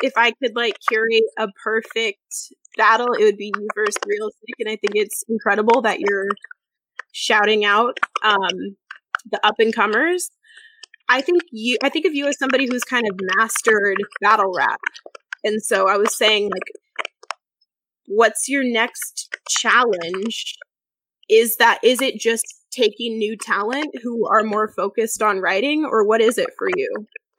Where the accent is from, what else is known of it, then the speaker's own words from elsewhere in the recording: West Coast, United States; I'm also from the West Coast